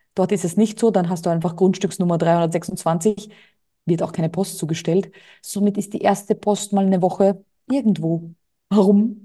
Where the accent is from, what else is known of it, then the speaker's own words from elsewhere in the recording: Austria; moved away as an adult; now in Mallorca, Spain; Bei uns in Österreich stellst du die Tonne vor die Türe, wird abgeholt.